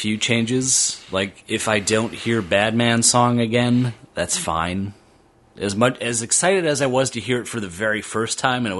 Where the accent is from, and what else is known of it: Milwaukee, Wisconsin, United States; born or raised there; also born or lived in Minnesota